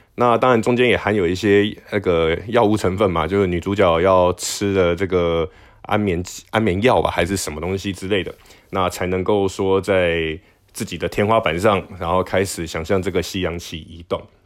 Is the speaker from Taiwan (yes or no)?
yes; Taiwan; 我不是中国人， 我是台湾人